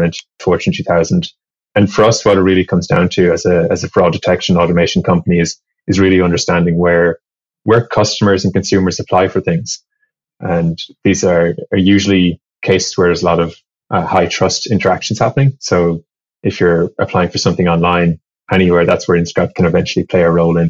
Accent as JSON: {"language": "English", "country": "Ireland", "tie": "born or raised there", "moved": "yes", "lives_now": "San Francisco, United States", "said": "originally, I grew up in Ireland and studied electronic engineering"}